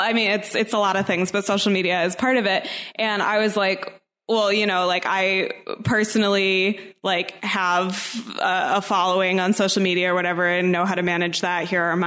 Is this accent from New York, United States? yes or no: no; Pennsylvania, United States; moved away as an adult; now in Washington, D.C., United States; so I have to figure out how to switch my voter registration to my home state of Pennsylvania.